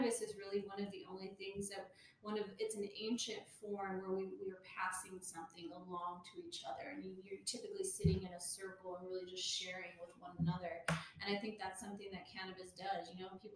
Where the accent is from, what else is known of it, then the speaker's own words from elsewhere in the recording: Pueblo, Colorado, United States; also born or lived in Washington, D.C.; But I'm from Pueblo. I'm also a Colorado native